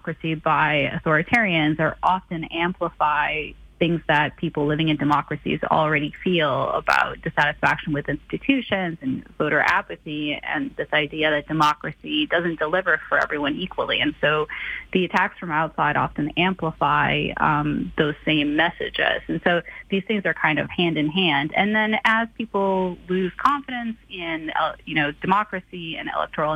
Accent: Canada; now in United States; I'm actually Canadian

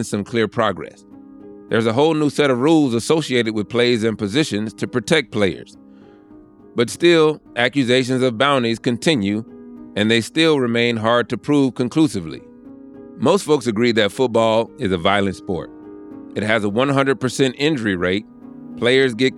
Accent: the South, United States; I grew up in the South, where football is a part of the cultural DNA.

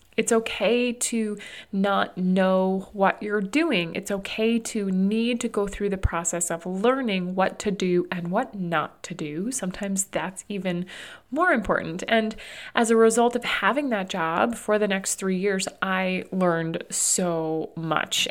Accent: New Hampshire, United States; moved away as an adult; also born or lived in Arizona; now in Burlington, United States; where we grew up in New Hampshire

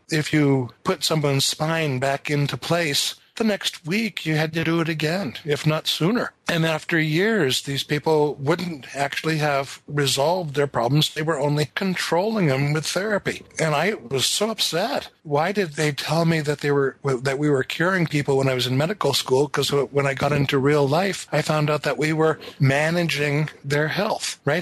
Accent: north of Seattle, Washington, United States; born or raised there

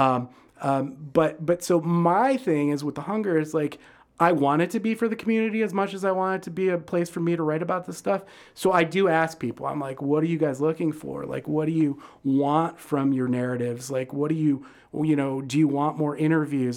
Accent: Detroit, Michigan, United States; now in Chicago, United States; I grew up in Detroit

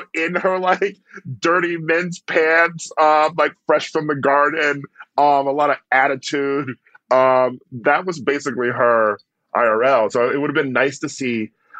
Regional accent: Milwaukee, Wisconsin, United States; I am from Milwaukee

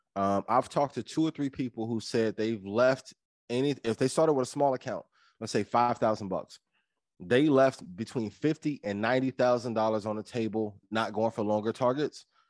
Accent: East Chicago, Indiana, United States; moved away; I'm from East Chicago, Indiana, my, some of my family still in, in East Chicago, Indiana to this day.

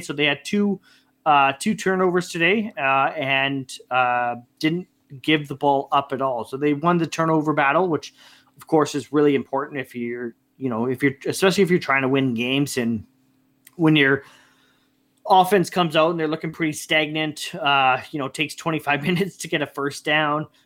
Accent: Canada; being Canadian, we're hockey guys

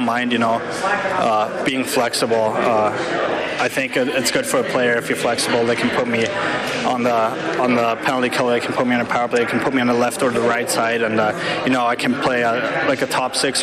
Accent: Germany; moved away; I see it in my hometown

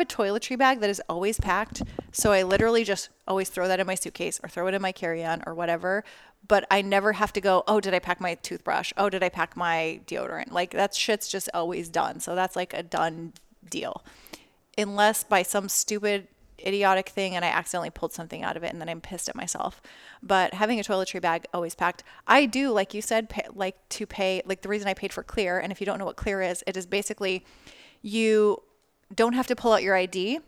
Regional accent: Las Vegas, Nevada, United States; I grew up in Las Vegas, not like New York where they have subway.

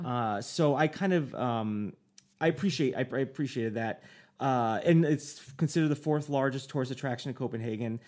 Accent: United States; me as an American, I'd be like, "I'm an American

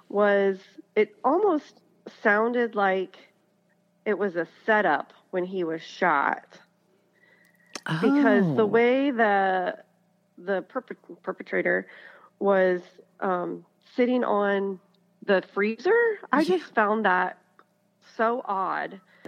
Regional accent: Kenton, Ohio, United States; now in Upper Sandusky, United States; I am single and I live in Upper Sandusky. I grew up in the Kenton area.

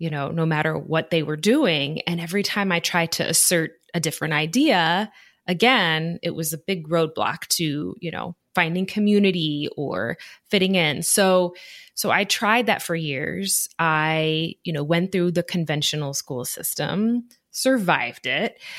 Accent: Midwest, United States; I grew up primarily in the Midwest throughout different areas of the United States, Midwest, a few different states. And I was pretty much the only brown person I knew.

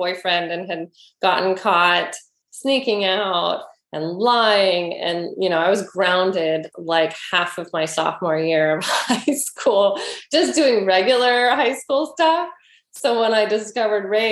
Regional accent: Oakland, California, United States; grew up in Oakland, and had a lovely childhood

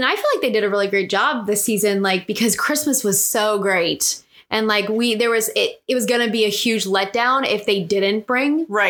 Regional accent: Cincinnati, Ohio, United States; also born or lived in Bavaria, Germany; we're from Cincinnati

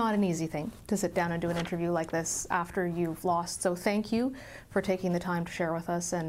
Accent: Alberta, Canada; I'm from Alberta

